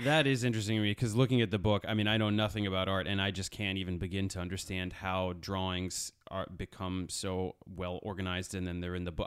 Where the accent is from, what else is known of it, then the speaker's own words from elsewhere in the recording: Connecticut, United States; I'm grew up in Connecticut